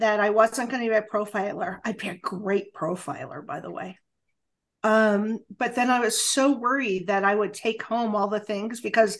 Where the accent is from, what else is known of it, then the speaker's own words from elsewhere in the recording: Los Angeles, California, United States; moved away as an adult; now in Springfield, United States; I'm a Los Angelino